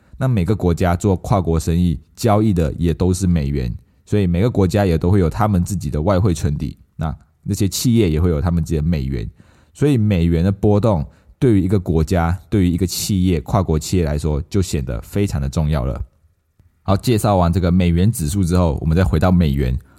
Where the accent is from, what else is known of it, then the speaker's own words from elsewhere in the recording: Malaysia; now in Taiwan; 那时候我刚从马来西亚来到台湾的时候，因为我还分不清楚旅馆啊、旅店、酒店这一些东西。因为我在马来西亚，我我我们都会说我们要去酒店